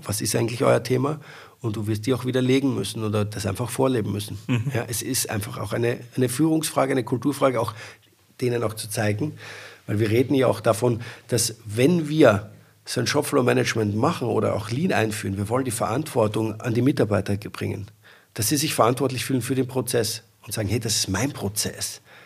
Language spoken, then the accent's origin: German; Austria; Ich bin ja Österreicher